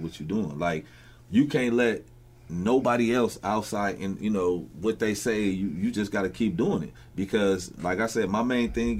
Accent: Peoria, Illinois, United States; I'm born and raised on the South End of Peoria

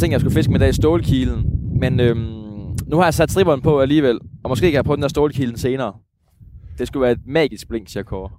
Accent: Jutland, Denmark; Jeg er jo, jeg er jo rigtig jyde

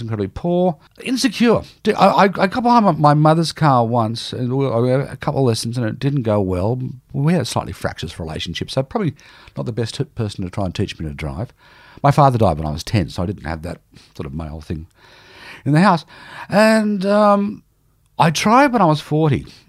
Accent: Newcastle, New South Wales, Australia; born or raised there; moved away

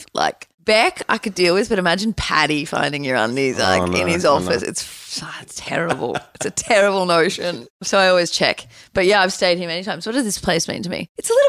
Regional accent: Byron Bay, New South Wales, Australia; also born or lived in Blue Mountains; now in Melbourne, Australia; I am from – I grew up in Byron Bay. I was born in the Blue Mountains, but okay. My family moved to Byron when I was like 7.

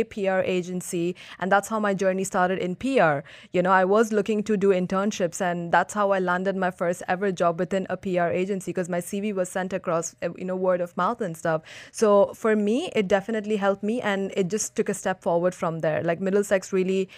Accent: Dubai, United Arab Emirates; I grew up in Dubai. It's my hometown.

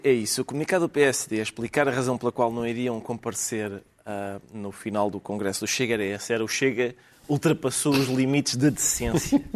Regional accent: Portugal; somos portugueses

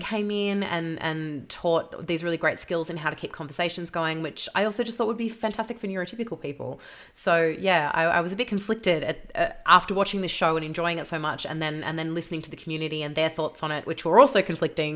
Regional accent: Victoria, Australia; I'm from Victoria, so we had it rougher than anyone else in Australia

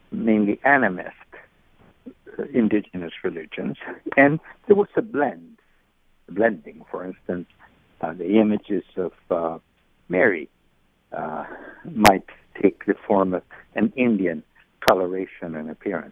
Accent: Uruguay; moved away as an adult; also born or lived in Brazil border; now in Suffolk, United States; my experience growing up in Uruguay and in the border with Brazil

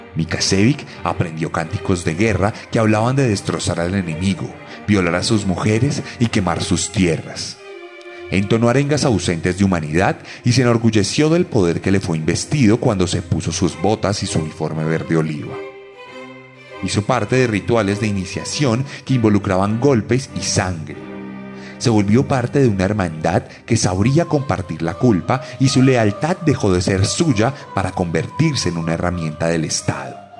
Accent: Bogotá, Colombia; las voces que cada día se levantan más en mi ciudad y en Colombia entera.

